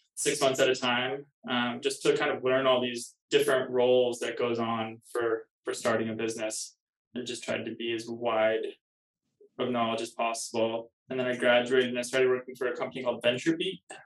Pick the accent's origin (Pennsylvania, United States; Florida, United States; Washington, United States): Washington, United States; Kirkland; now in Los Angeles, United States; from Kirkland, Washington, just east of Seattle. Yeah, it's a small town. I guess not that small anymore, but it used to be a small town, just 15 minutes from downtown Seattle. I grew up there.